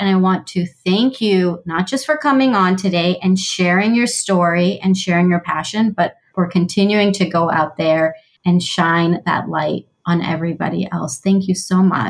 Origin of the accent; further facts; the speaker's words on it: United States; I was born and raised in the US